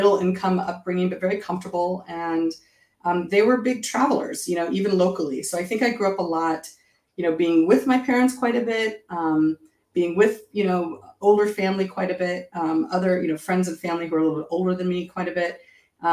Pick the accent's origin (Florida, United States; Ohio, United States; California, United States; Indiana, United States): California, United States; Orange County; moved away as an adult; also born or lived in Long Beach, California / East Coast, United States; I was born in Southern California, in Long Beach, and grew up in Orange County.